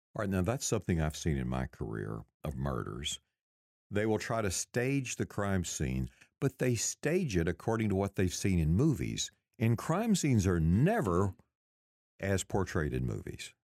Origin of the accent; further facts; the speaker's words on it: Texas, United States; growing up in the Baptist Church in Texas